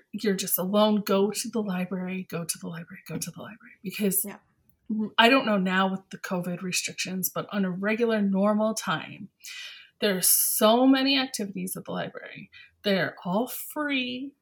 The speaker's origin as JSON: {"language": "English", "town": "London", "region": "Ontario", "country": "Canada", "said": "I'm from London, Ontario"}